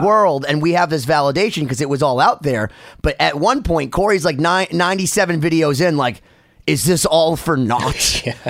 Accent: United States; I'm an American

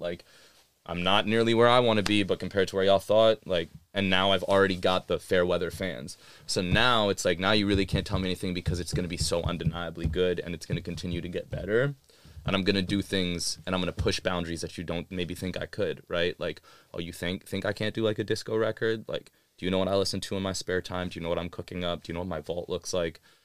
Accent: New York, United States; moved away; also born or lived in Austin / North Carolina / Pakistan (ancestry); I was a Pakistani kid growing up in New York, like, during nine eleven

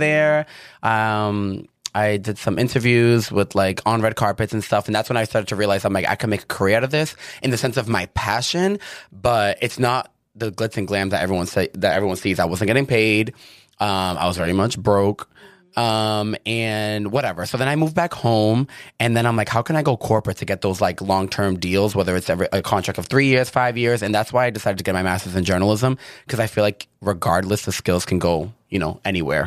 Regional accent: Chelsea, Massachusetts, United States; moved away as an adult; now in Los Angeles, United States; I grew up, I'm from Chelsea

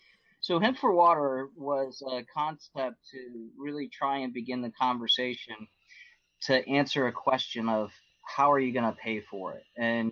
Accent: Florida, United States; destroying the ecosystems of this South Fork of the St. Lucie River and the Indian River Lagoon, where I grew up on the East Coast.

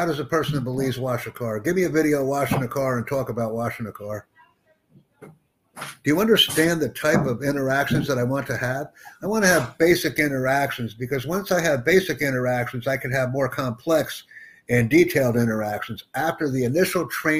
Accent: United States; I'm from the United States.

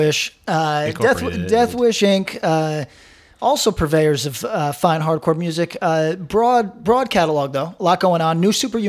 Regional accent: Bethlehem, New York, United States; also born or lived in Broward County, Florida; Albany does, my hometown, what Bethlehem does a lot.

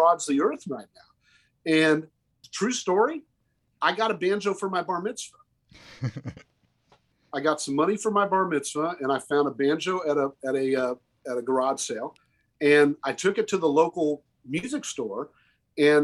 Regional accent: the South, United States; also born or lived in Oklahoma; I was born and raised in the South.

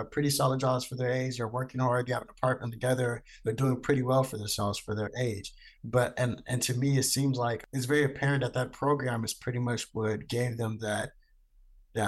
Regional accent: Stockton, California, United States; I was born in Stockton, California, which is where I also grew up at and graduated from.

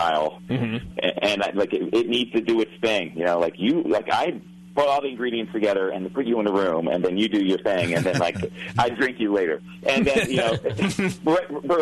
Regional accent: Baltimore, Maryland, United States; I grew up in here in Baltimore

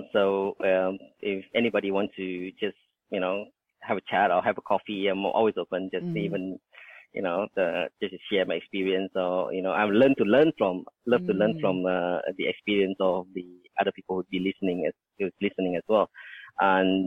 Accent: Indonesia; now in Australia; that's where I was born in Indonesia

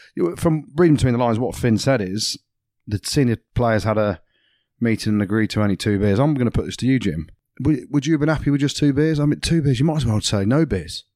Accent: England, United Kingdom; I'm English

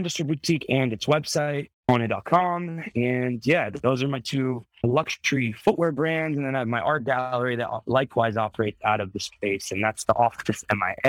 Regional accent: Italy; I grew up in Italy

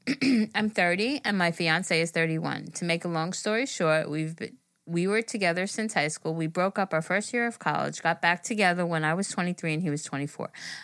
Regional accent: Puerto Rico; {S0} …. {S1} …. And I'm from Puerto Rico.

